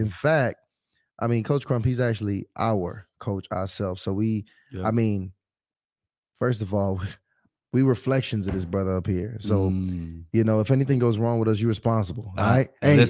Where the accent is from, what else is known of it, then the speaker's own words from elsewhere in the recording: New York City, New York, United States; Y'all ain't know I was from Brooklyn.